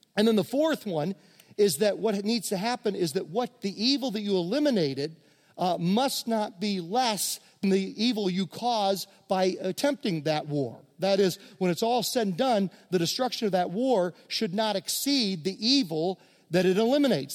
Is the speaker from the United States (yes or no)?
yes; Virginia, United States; I grew up in Virginia among many Mennonites